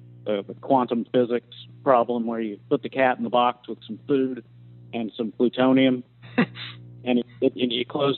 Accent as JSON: {"language": "English", "town": "Norman", "region": "Oklahoma", "country": "United States", "tie": "born or raised there", "said": "in my hometown"}